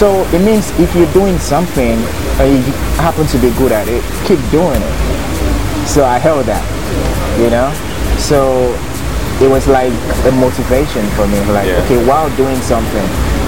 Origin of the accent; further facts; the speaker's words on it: Lagos, Nigeria; moved away as an adult; now in Ibadan, Nigeria; I grew up in Lagos, born and bred